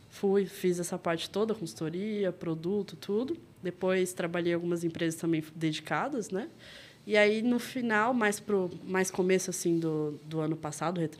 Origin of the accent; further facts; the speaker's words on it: Rio de Janeiro, Brazil; now in São Paulo, Brazil; que eu sou carioca, apesar de não ter muito sotaque, né?